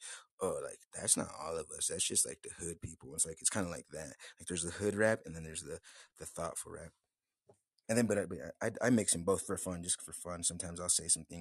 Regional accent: United States; I'm American

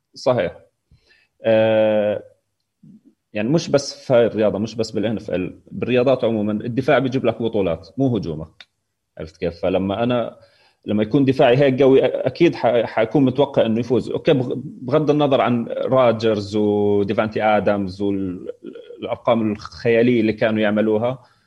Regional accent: Jordan; also born or lived in Palestine; انا من الاردن

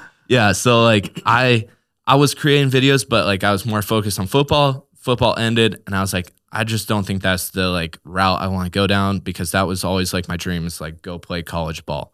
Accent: Newark, Nebraska, United States; born and raised in Newark, Nebraska, and that's just kinda been where I've called home for my whole life

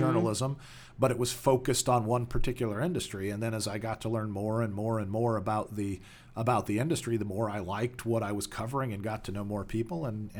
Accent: California, United States; also born or lived in Joliet, Illinois; I was born in the Chicagoland area in Joliet, Illinois, not in the prison, but near the prison. And when I was about 10 years old, my family moved to Southern California, where I did most of my growing up.

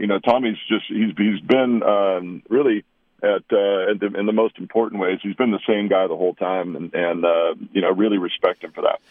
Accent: Walla Walla, Washington, United States; I grew up in this little town in southeastern Washington, the town of Walla Walla

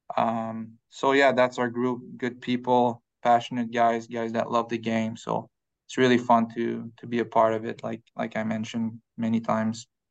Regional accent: Quebec, Canada; moved away; back home, uh, we live in the mountain, uh, in Quebec. So my hometown is a, is, um, smaller hometown, like ten thousand people

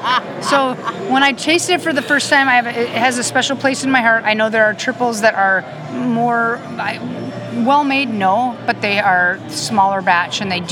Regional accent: Minnesota, United States; I'm from Minnesota.

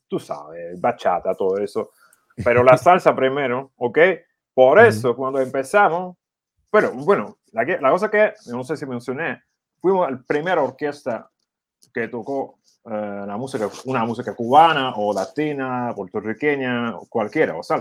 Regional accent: Ukraine; Spanish is a second language; Allá en mi país, bueno, el primer artista que estaba en Ucrania de, del género era …

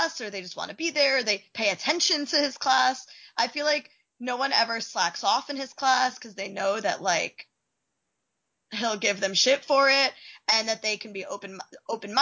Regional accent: New Jersey, United States; I'm from New Jersey

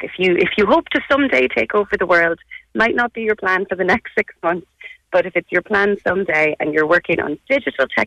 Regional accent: Ireland; as Irish people

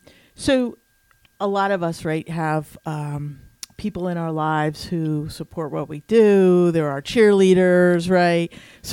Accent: Lima, Ohio, United States; also born or lived in Dayton, Ohio; I'm from Lima, which is just north of Dayton.

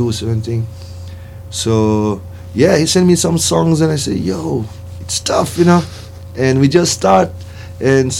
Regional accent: Brazil; English is a second language; I was born in Brazil.

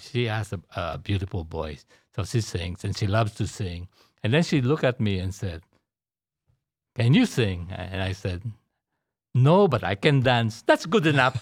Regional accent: Manila, Metro Manila, Philippines; now in Houston, United States; I was born and raised in Manila, Philippines.

